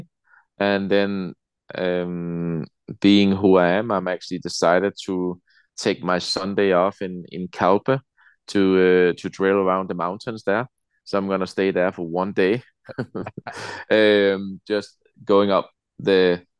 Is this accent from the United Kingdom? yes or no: no; Denmark; also born or lived in Alicante, Spain; now in Spain; we have Danish Christmas